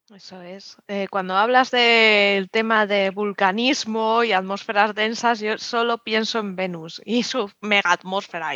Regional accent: Community of Madrid, Spain; yo soy madrileña, pero sí que tengo ascendencia manchega

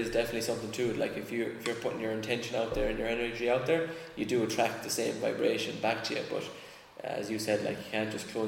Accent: Ireland; I think as Irish people, we're a little bit allergic to that kind of like super positive, like American

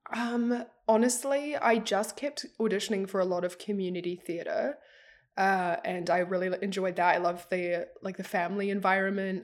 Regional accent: New Zealand; I'm an actress from New Zealand.

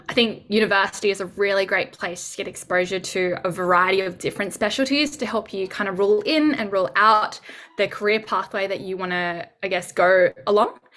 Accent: Sydney, New South Wales, Australia; moved away as an adult; also born or lived in Gold Coast; now in Brisbane, Australia; I was born and raised in Sydney, moved up to the Gold Coast in 2016, where I began medical school at Bond University, and I was there until 2020.

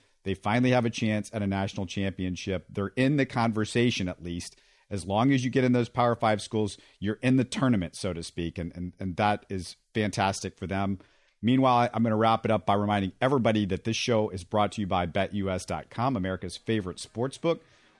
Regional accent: Houston, Texas, United States; also born or lived in Missouri; I'm not an alum, but I grew up in Houston.

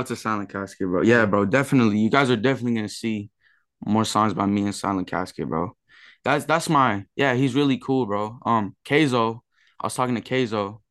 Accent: San Diego, California, United States; I'm from San Diego, California

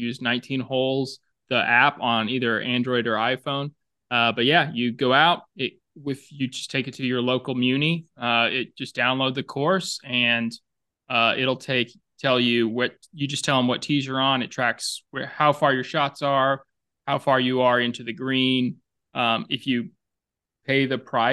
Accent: the South, United States; accent: Southern; moved away; my Southern accent

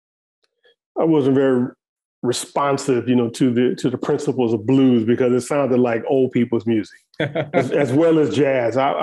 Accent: St. Louis, Missouri, United States; I grew up in St. Louis, Missouri, which is a very musical place.

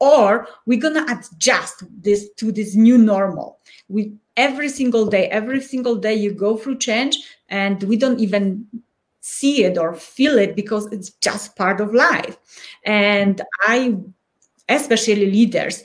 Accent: Poland; first language Polish; English is a second language; moved away as an adult; now in Colorado Springs, United States; I'm from Poland and I was born in tough times.

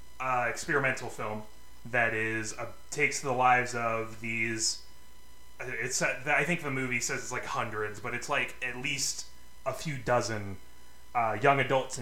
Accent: Phoenix, Arizona, United States; growing up in Phoenix, Arizona, where all emo bands originate from, both physically and spiritually.

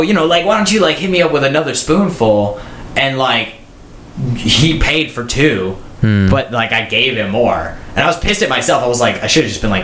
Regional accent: United States; as an American

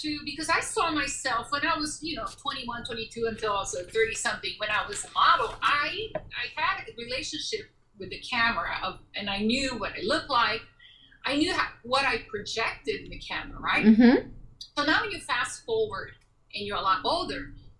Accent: United States; I'm also American, so I had an agent in Chicago, and I, you know, worked in Chicago

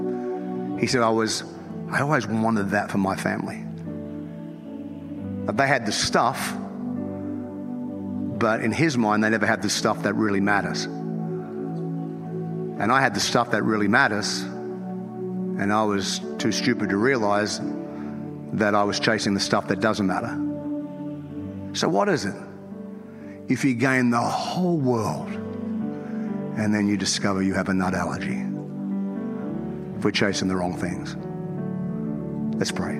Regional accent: North Queensland, Australia; I'm from North Queensland

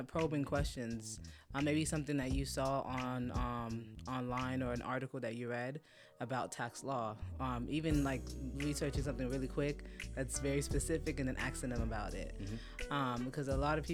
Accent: Fort Lauderdale, Florida, United States; I am Haitian. I was born and raised in Fort Lauderdale, okay. Florida. And my parents are immigrants, and I'm first generation.

